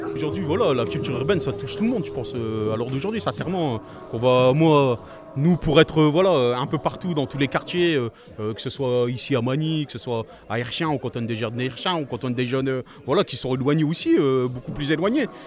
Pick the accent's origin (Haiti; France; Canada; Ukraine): France; Masny, Hauts-de-France; je suis originaire du Blancu. Pour moi, c'est le quartier du Blancu